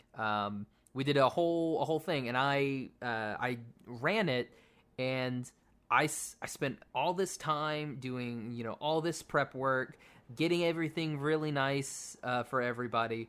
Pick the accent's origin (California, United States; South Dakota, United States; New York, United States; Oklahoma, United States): Oklahoma, United States; moved away; I'm from Oklahoma where it gets below freezing.